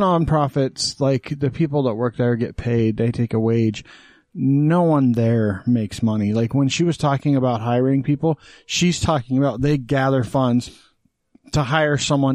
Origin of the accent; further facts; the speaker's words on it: Texas, United States; now in Utah, United States; I was born in Texas